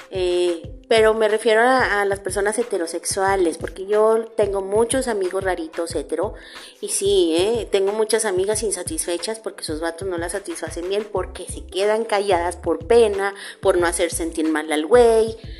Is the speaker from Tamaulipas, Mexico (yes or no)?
yes; Tampico, Tamaulipas, Mexico; moved away; Tampico, Tamaulipas, mi tierra natal